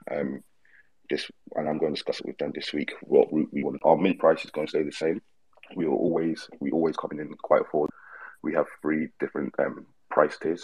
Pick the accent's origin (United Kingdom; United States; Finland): United Kingdom; London; moved away as an adult; now in Australia; We're both from London